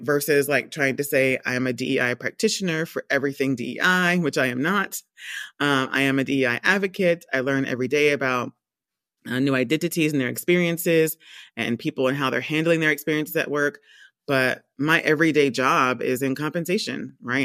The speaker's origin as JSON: {"language": "English", "region": "Georgia", "country": "United States", "tie": "born or raised there", "also_born_or_lived": "Rhode Island / London", "moved": "as an adult", "said": "I'm from the States. I was born and raised in Georgia."}